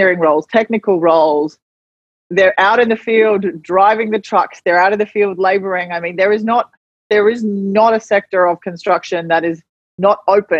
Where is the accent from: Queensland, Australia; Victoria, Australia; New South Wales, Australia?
Queensland, Australia; Gold Coast; I'm female, I'm young, I'm new, I'm Indigenous, I'm from the Gold Coast